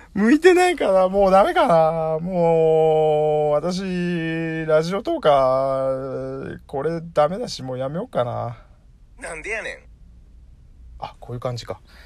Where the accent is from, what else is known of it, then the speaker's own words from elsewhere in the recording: Kansai, Japan; 関西人なんですけど